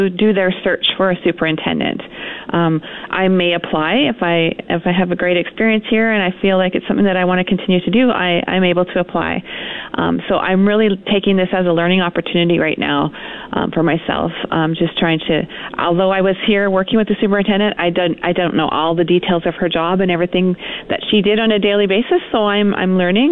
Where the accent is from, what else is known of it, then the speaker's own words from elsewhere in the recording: Saskatchewan, Canada; moved away as an adult; now in Fort McMurray, Canada; I'm originally from Saskatchewan, so I'm used to this cold weather